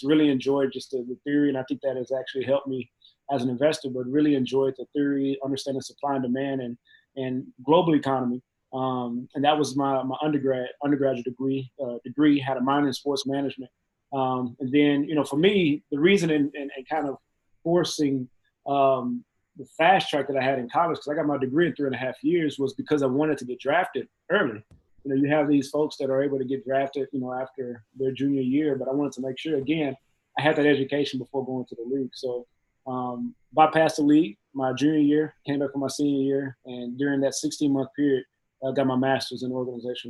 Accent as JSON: {"language": "English", "town": "Mexia", "region": "Texas", "country": "United States", "tie": "born or raised there", "also_born_or_lived": "Dallas, Texas / Pittsburgh", "moved": "as an adult", "said": "Mahia, Texas. There's nothing wrong with my hometown. I love my hometown"}